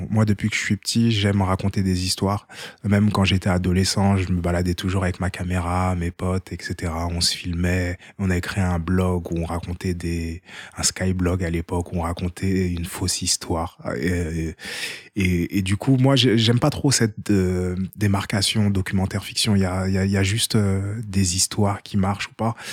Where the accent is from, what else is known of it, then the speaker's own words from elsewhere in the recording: Haiti; French is a second language; quand tu es de nationalité hors e et je suis haïtien, euh, et eh ben c'était 10 800 euh, euros l'année.